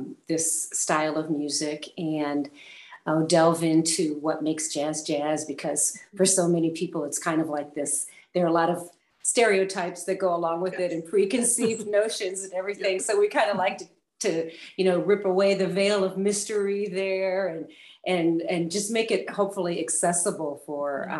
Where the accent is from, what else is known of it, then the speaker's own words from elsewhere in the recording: St. Louis, Missouri, United States; also born or lived in Portland, Oregon; now in Roswell, United States; I'm a native of St. Louis, Missouri. So I'm a native of the Midwest.